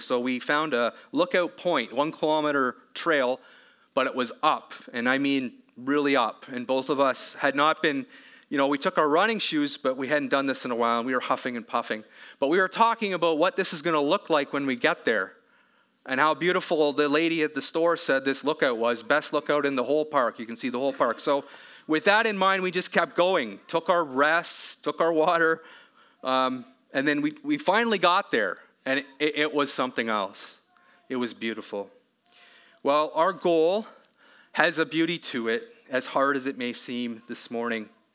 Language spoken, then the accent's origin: English; Canada; as a Canadian